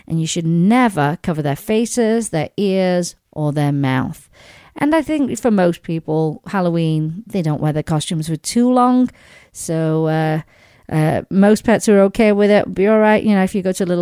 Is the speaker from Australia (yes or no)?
no; Sheffield, Yorkshire and the Humber, United Kingdom; moved away; back in my hometown in England, in Sheffield